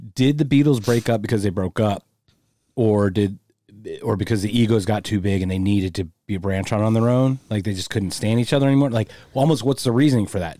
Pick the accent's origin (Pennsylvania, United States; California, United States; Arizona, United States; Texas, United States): Pennsylvania, United States; Philadelphia; I'm from Philly